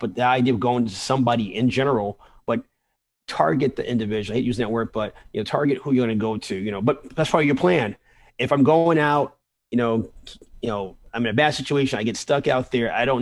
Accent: New York City, New York, United States; growing up in the South Bronx

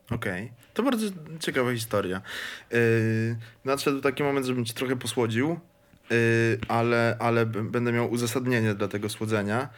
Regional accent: Kraków, Lesser Poland, Poland; pochodzę z Krakowa

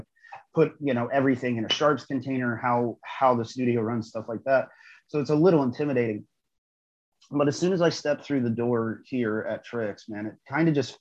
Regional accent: Indiana, United States; also born or lived in North Carolina / Atlanta / Oregon; now in St. Louis, United States; I'm originally from the Midwest, originally from Indiana, which my hometown from St. Louis is like 4 hours away

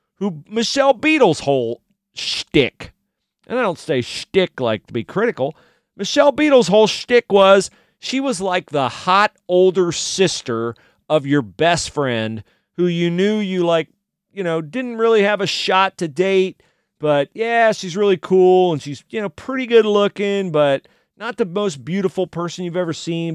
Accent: United States; my freedoms as an American

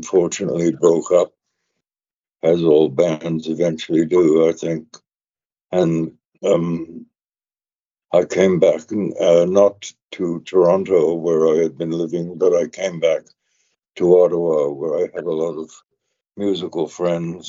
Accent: London, United Kingdom; moved away; I was born in London

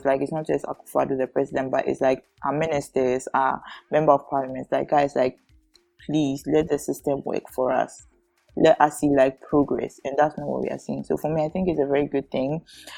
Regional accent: Ghana

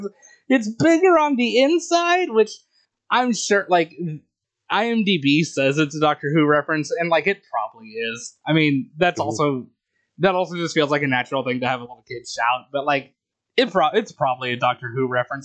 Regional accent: United States; Not that this is shit that I picked up on because I grew up in the American school system

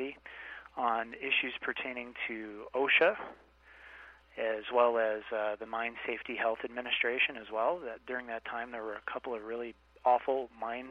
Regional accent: Iowa, United States; moved away as an adult; also born or lived in Washington, D.C.; I grew up in Iowa, as I think I said earlier, and went to school at the University of Iowa

